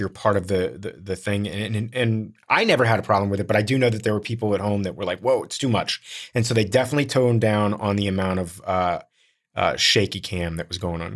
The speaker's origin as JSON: {"language": "English", "town": "Miami", "region": "Florida", "country": "United States", "moved": "yes", "said": "I'm from Miami originally."}